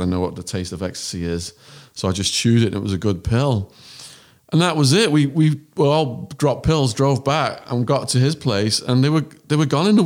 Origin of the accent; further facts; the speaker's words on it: England, United Kingdom; accent: English; moved away; he hears my English accent